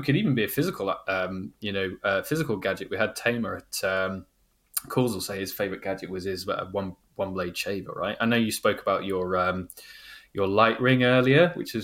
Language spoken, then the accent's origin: English; United Kingdom; I'm a Brit